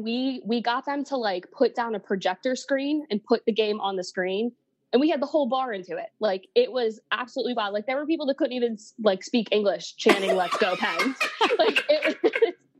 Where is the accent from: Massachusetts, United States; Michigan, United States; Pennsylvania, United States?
Pennsylvania, United States; Pittsburgh; born and raised in Pittsburgh